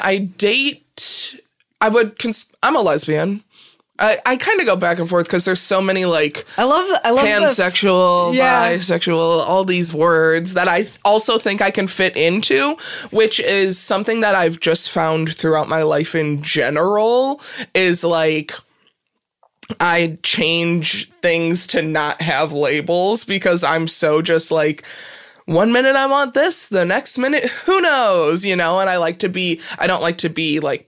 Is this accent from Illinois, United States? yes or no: yes; Peru, Illinois, United States; Peru, Illinois